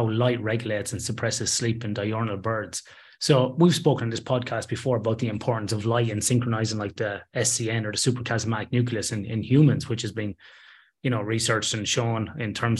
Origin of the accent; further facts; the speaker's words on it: Athlone, Leinster, Ireland; moved away as an adult; now in Perth, Australia; in my hometown in Ireland, in Athlone, in the middle of the country